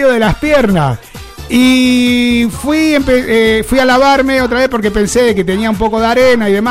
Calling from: Barcelona, Catalonia, Spain; soy de Barcelona.

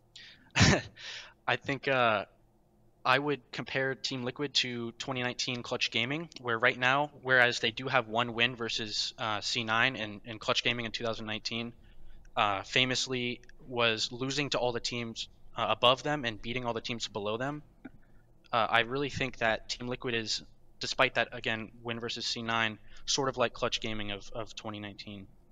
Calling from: Fairfax, Virginia, United States; calling from Fairfax, Virginia right now, currently on campus

